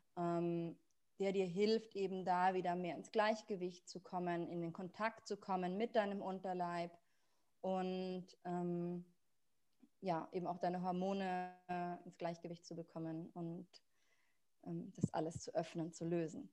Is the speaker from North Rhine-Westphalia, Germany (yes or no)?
no; Munich, Bavaria, Germany; moved away as an adult; also born or lived in South Tyrol; ich komme ursprünglich aus München